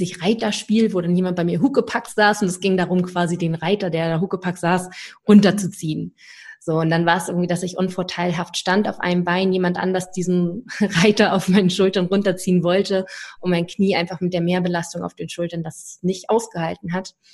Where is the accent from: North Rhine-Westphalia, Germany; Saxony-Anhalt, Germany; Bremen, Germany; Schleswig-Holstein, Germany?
Schleswig-Holstein, Germany; dass überhaupt ein Verein aus Schleswig-Holstein, wo ich herkomme, ähm, bei den deutschen Meisterschaften sich platziert hat.